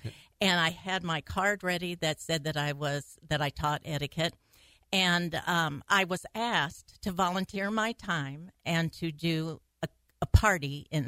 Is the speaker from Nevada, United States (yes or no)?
no; Dell, Arkansas, United States; 50 miles out of Memphis, Tennessee, and on the border